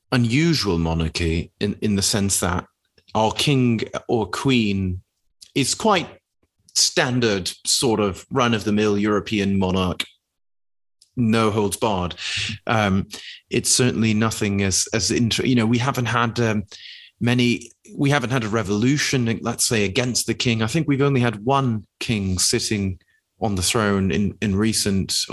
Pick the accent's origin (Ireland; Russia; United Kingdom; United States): United Kingdom; being a British person, let's say, that travels abroad, and almost one of the first things that you are hit with very often